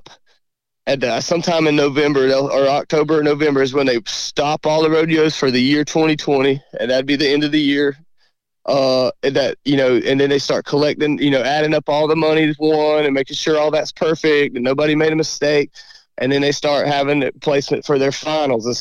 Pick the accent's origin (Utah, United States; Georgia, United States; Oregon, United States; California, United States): Georgia, United States; South; we are from South Georgia